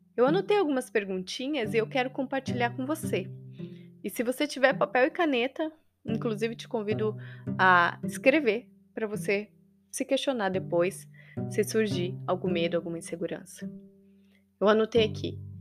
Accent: Maringá, Paraná, Brazil; interior do Paraná, uma cidade que eu amo e tenho orgulho de falar que eu nasci e cresci, em Maringá.

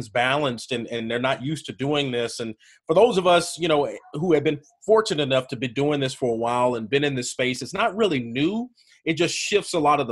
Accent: Birmingham, Alabama, United States; I am from Birmingham, Alabama.

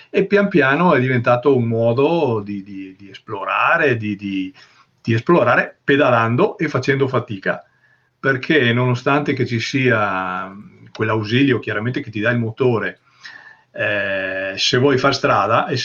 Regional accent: San Tomaso Agordino, Veneto, Italy; io eh, sono originario di San Tommaso Gordino, che è eh, un paese dove leggenda dice

